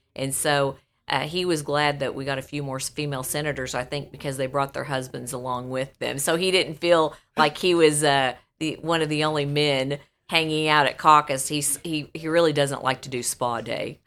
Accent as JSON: {"language": "English", "town": "Buffalo", "region": "Missouri", "country": "United States", "tie": "born or raised there", "said": "there in Buffalo, my hometown."}